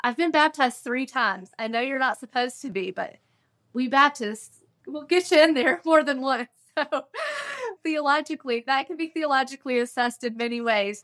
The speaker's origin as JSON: {"language": "English", "town": "Morganton", "region": "North Carolina", "country": "United States", "tie": "born or raised there", "also_born_or_lived": "Bethel, North Carolina", "moved": "yes", "said": "I grew up in Morganton in what we call the foothills of North Carolina"}